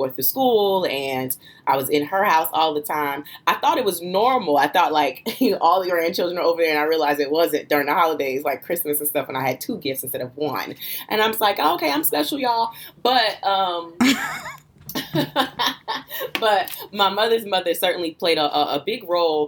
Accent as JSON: {"language": "English", "region": "New Jersey", "country": "United States", "tie": "born or raised there", "said": "I was born and raised in Jersey"}